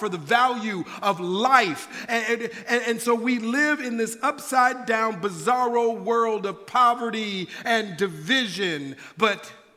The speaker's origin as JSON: {"language": "English", "town": "Minneapolis", "region": "Minnesota", "country": "United States", "tie": "born or raised there", "moved": "yes", "lives_now": "California, United States", "said": "I'm originally from Minneapolis, Minnesota. That's where I was born and raised"}